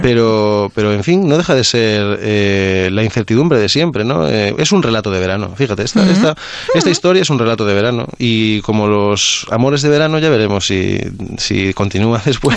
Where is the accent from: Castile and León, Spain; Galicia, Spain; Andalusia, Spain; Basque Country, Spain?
Galicia, Spain; yo que soy mm, de Galicia